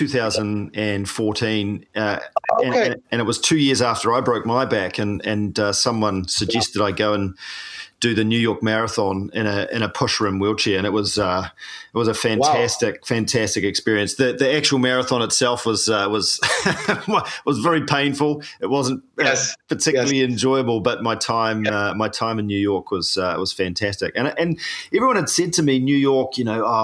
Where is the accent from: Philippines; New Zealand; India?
New Zealand; I'm a paraplegic from New Zealand